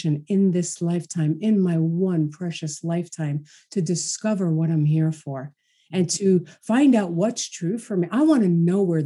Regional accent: New York City, New York, United States; born or raised there

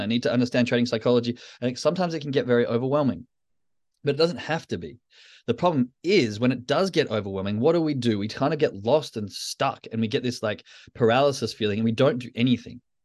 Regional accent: Australia; moved away; as an Australian in, now in the Northern Hemisphere

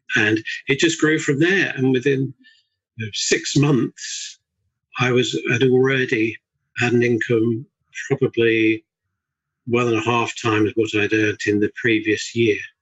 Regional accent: Surrey, South East England, United Kingdom; also born or lived in Bedford; moved back down to South, which is where I'm from. My wife's actually a scout, so when I say I'm from Surrey

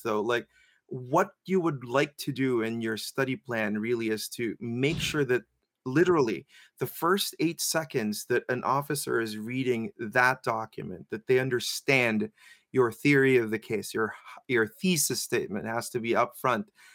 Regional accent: Philippines; I'm Filipino

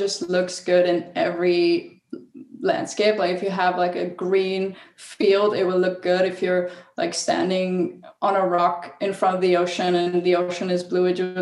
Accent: Italy; moved away as an adult; I'm from the Dolomites, which is a very famous area in Northern Italy. And it's like the most Instagrammable place in the Alps, I would say. And I was very lucky to grow up there

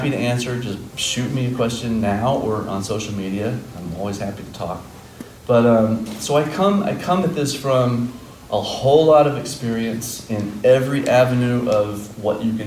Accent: Fort Worth, Texas, United States; moved away as an adult; now in Chicago, United States; I'm from Fort Worth. I've lived in Chicago for the last 17 years

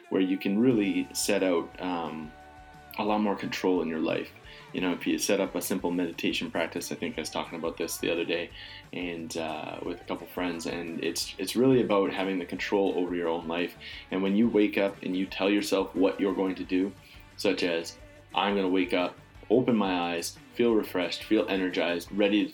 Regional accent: Calgary, Alberta, Canada; moved away; a sense of home and sensibility that I'm just accustomed to growing up in Calgary

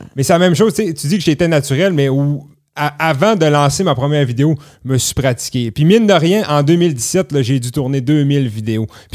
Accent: Clermont, Quebec, Canada; born or raised there

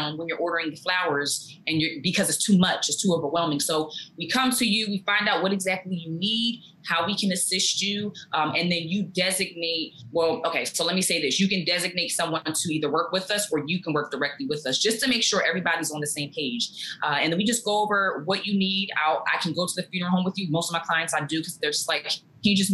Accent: New Jersey, United States; also born or lived in Maryland; I'm from Jersey. I'm a native of Jersey. I was born here, still live here.

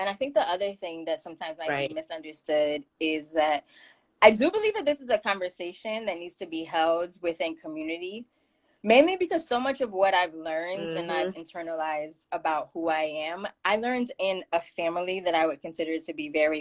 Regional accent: Miami, Florida, United States; now in Connecticut, United States; I grew up in Miami

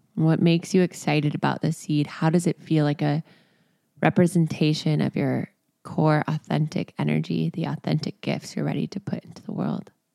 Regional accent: Texas, United States; now in Venice, Los Angeles, United States; I grew up in Texas

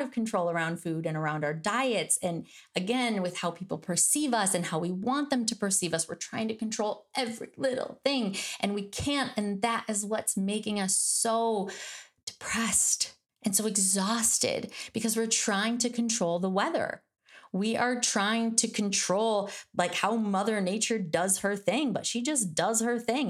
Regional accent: Michigan, United States; I'm from Michigan, that's like we pretty much learn how to drive on ice.

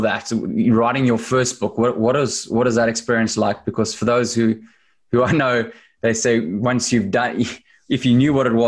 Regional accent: Cape Town, Western Cape, South Africa; moved away; growing up in Cape Town

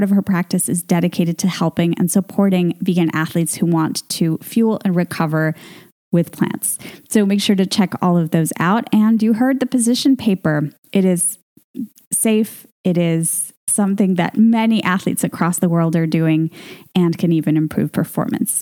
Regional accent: Venezuela; My home country of Venezuela

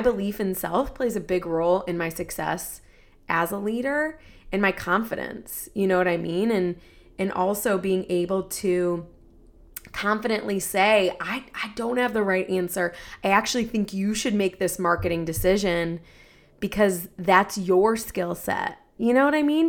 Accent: Ohio, United States; I'm from Ohio

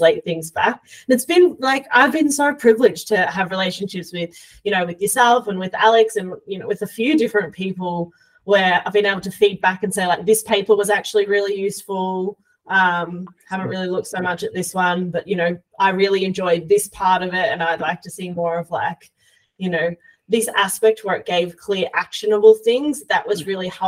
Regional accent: Australia; as an Australian

